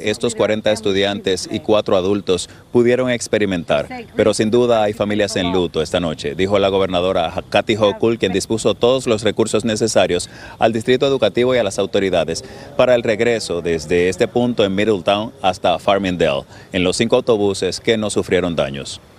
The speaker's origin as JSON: {"language": "Spanish", "country": "Colombia", "also_born_or_lived": "Venezuela", "moved": "yes", "said": "Lo que pasa es que yo soy colombiano pero radicado en Venezuela. Eh, mi, mamá me ha llevado dos años de Colombia para Venezuela."}